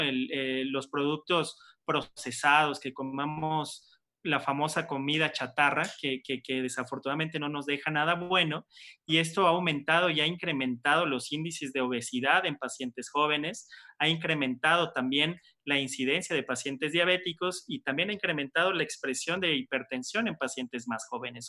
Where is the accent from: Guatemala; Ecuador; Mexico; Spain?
Mexico; como buen mexicano